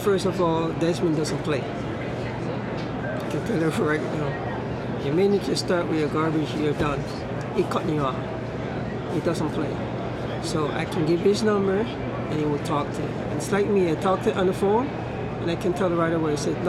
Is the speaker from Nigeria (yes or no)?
no; Jamaica; moved away; from growing up in Jamaica